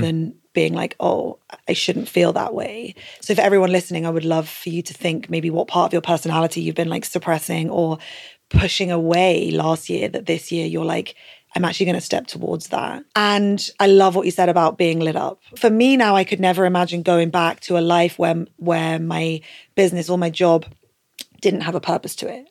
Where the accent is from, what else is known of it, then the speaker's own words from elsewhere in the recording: United Kingdom; as British people